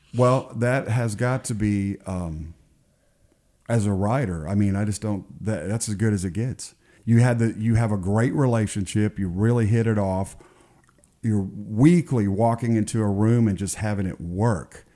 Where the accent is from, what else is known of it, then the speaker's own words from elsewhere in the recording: Garland, Texas, United States; moved away; I'm a Texan also